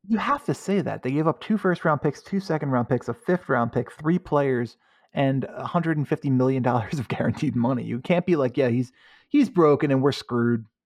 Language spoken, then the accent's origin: English; United States; I'm an American